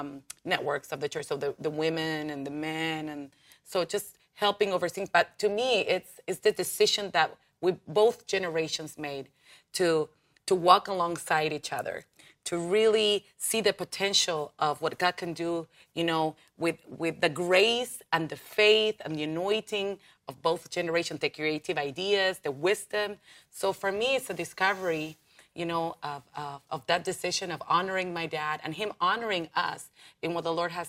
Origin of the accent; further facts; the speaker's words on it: Buenos Aires, Argentina; first language Spanish; English is a second language; I'm from Buenos Aires.